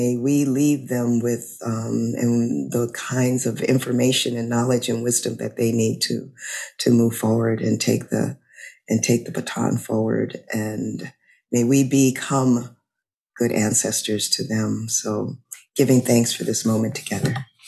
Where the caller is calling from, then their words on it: Louisiana, United States; I'm calling in from Louisiana.